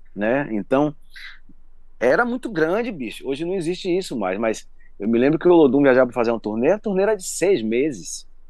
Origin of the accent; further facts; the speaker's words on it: Salvador, Bahia, Brazil; eu nasci ali no Pelourinho. E minha mãe era amiga, minha avó era amiga dele também, todo mundo ali da comunidade